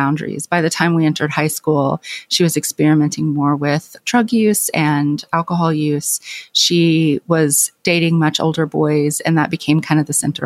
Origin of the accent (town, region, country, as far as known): Clinton, Arkansas, United States; born or raised there; moved away